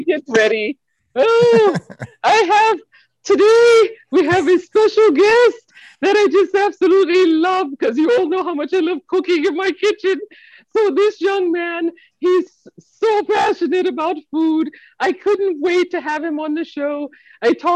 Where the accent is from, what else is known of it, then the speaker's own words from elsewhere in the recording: New York City, New York, United States; I'm still from the Bronx.